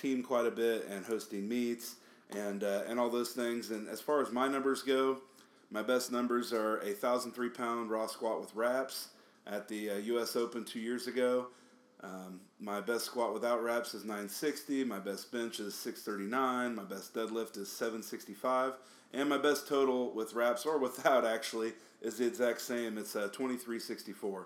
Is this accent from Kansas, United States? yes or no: yes; Topeka, Kansas, United States; moved away as an adult; now in Kansas City, United States; I'm from Topeka, Kansas. I live in Kansas City, Missouri.